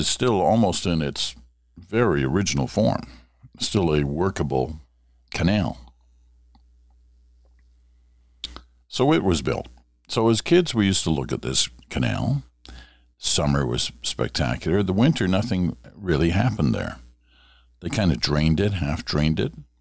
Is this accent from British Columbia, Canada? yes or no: no; Ottawa, Ontario, Canada; When I was growing up in Ottawa in the 1960s, the 50s and the 60s